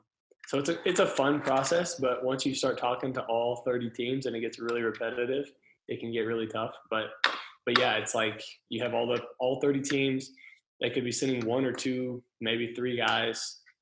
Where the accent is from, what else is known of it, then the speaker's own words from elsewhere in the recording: Texas, United States; So it was pretty cool to come home and be in my home state.